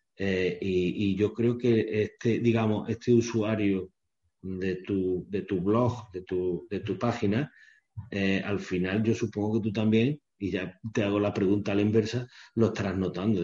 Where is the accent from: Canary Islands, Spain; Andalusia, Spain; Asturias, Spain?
Andalusia, Spain; Córdoba; yo soy cordobés